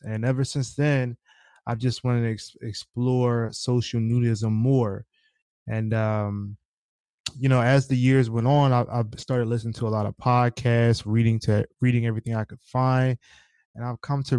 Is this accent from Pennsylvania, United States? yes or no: yes; Philadelphia, Pennsylvania, United States; I'm from Philly